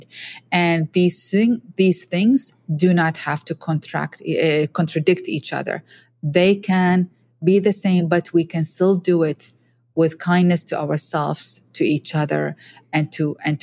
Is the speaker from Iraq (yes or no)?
yes; Iraq; I'm a woman from Iraq